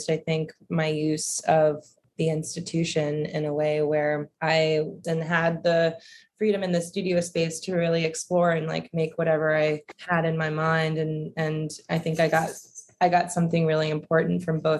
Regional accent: Roanoke, Virginia, United States; also born or lived in Savannah, Georgia; I grew up in Roanoke, Virginia

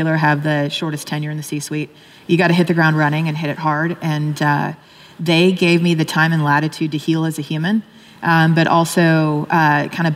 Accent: Austin, Texas, United States; moved away; I'm from Austin

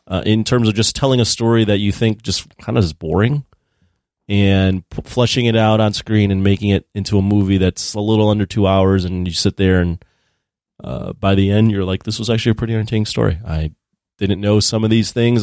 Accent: Chicago, Illinois, United States; I grew up in Chicago

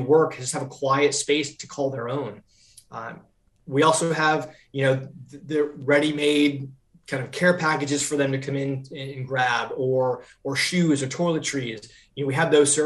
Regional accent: Vermont, United States; moved away as an adult; also born or lived in New Hampshire; now in Charlotte, United States; I'm from Vermont originally, grew up in Vermont, loved it there

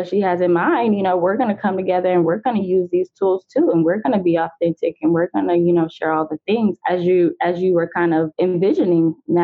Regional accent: Atlanta, Georgia, United States; that's where I am. That's my hometown as well. So shout out to Atlanta

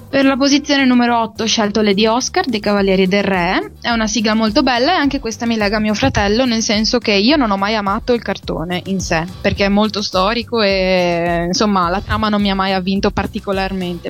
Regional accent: San Donato di Piave, Veneto, Italy; moved away as an adult; now in Bologna, Italy; Io sono di San Donato di Piave, in provincia di Venezia.

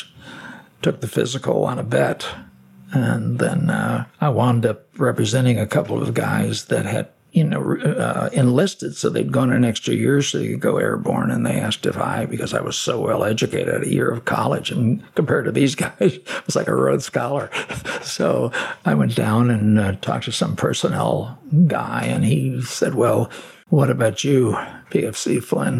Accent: Chicago, Illinois, United States; moved away as an adult; now in Hermitage, United States; I'm born and raised in Chicago.

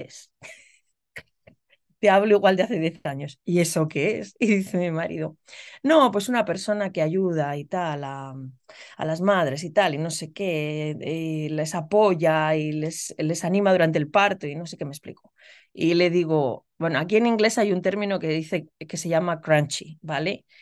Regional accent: Logroño, La Rioja, Spain; moved away as an adult; also born or lived in Illinois, United States; now in United States; yo soy riojana, soy de Logroño

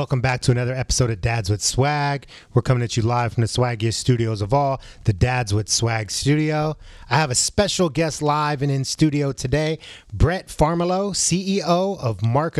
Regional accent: San Francisco, California, United States; now in Arizona, United States; I came from San Francisco.

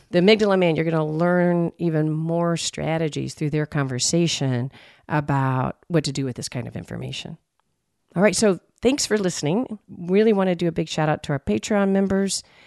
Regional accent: Texas, United States; I'm from Texas

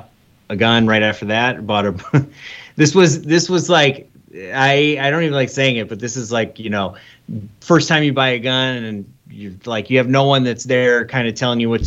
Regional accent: Michigan, United States; also born or lived in Omaha, Nebraska / Kalamazoo, Michigan; I was born in Omaha, actually, Nebraska, but then I moved to Michigan. My family moved to Michigan when I was 3. So I'm almost 40. So I've been here almost my entire life, 37 years.

